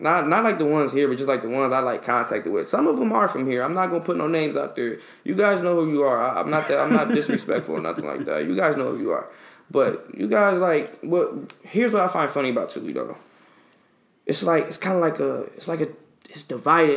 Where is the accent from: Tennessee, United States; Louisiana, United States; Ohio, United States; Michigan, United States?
Michigan, United States; Detroit; I come from Detroit